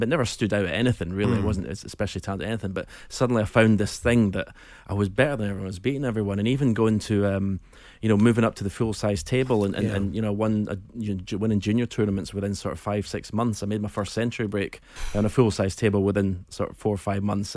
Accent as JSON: {"language": "English", "town": "Edinburgh", "region": "Scotland", "country": "United Kingdom", "tie": "born or raised there", "said": "I was born in Gorgie, Robertson Avenue, about half a mile from the ground"}